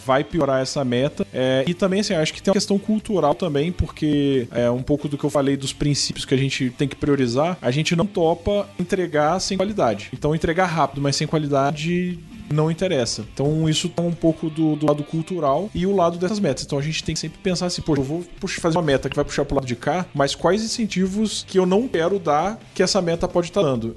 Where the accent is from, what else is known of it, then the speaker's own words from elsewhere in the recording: Rio de Janeiro, Brazil; now in São Paulo, Brazil; eu sou do Rio